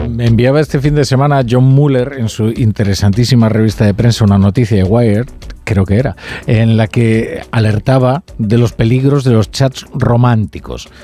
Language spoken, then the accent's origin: Spanish; Galicia, Spain; estoy en mi tierra trabajando